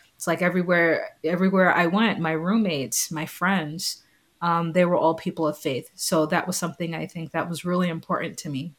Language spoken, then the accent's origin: English; New York City, New York, United States; moved away as an adult; also born or lived in Long Island, New York / Notre Dame, Indiana; I grew up in Staten Island, New York. Um, I was born in Long Island, moved to Staten Island when I was three years old